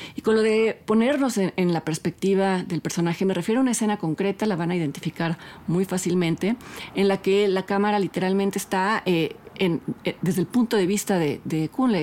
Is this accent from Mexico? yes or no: yes; Mexico; Nosotros como espectadores mexicanos